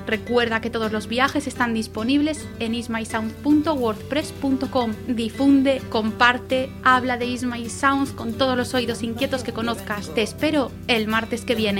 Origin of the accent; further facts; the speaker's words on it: Valladolid, Castile and León, Spain; en mi tierra, Valladolid